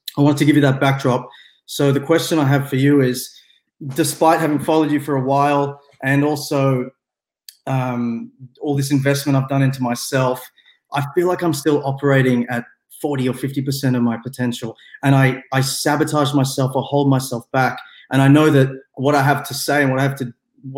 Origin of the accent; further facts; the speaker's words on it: Melbourne, Victoria, Australia; I'm from Australia as well. I'm from Melbourne, so it's nighttime here.